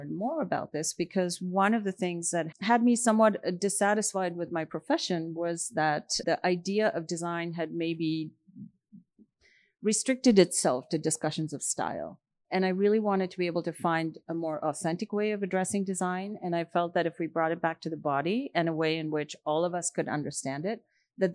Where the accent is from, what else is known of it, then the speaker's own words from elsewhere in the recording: India; moved away; I grew up in India